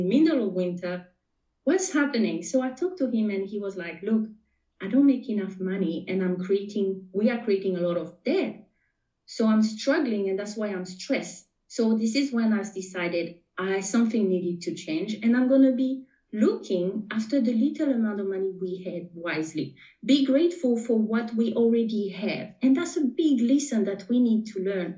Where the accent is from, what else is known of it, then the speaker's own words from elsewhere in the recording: French Polynesia; first language French; English is a second language; moved away as an adult; now in New Zealand; you may be able to pick up a little bit of an accent. I am from Tahiti, born and raised. So my first language is French. And now I'm talking to you from New Zealand.